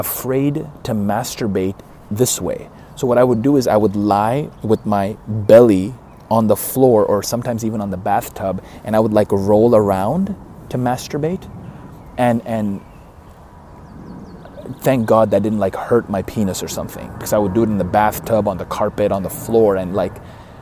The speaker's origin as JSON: {"language": "English", "town": "Karachi", "region": "Sindh", "country": "Pakistan", "tie": "born or raised there", "moved": "yes", "lives_now": "Dallas, United States"}